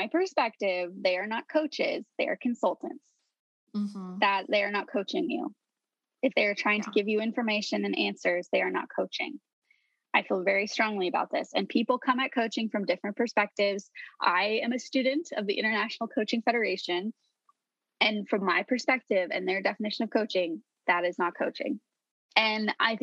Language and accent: English; Colorado, United States; It's the drink of my home state.